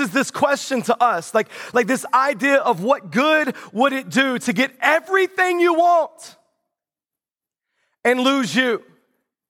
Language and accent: English; the South, United States; moved away; I grew up in the South.